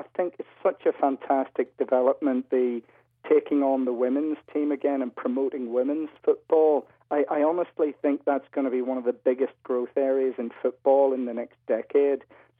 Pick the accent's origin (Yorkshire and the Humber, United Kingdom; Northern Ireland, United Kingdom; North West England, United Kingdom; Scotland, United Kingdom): Northern Ireland, United Kingdom; Belfast; moved away as an adult; now in Leeds, United Kingdom; I was moving away from Belfast. I was looking for work. An opportunity came for a job in Leeds and in Newcastle.